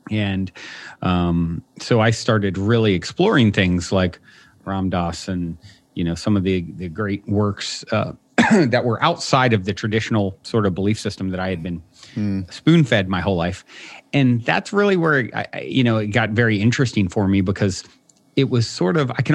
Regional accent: Virginia, United States; I was raised in Virginia on the East Coast

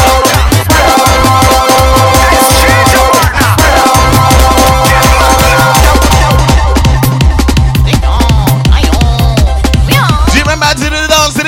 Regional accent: Trinidad & Tobago; now in United Kingdom; from Trinidad and Tobago.

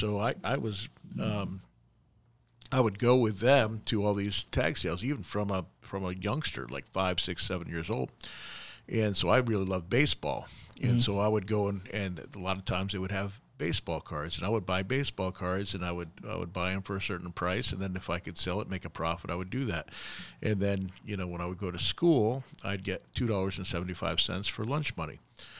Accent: New York, United States; Growing up in New York

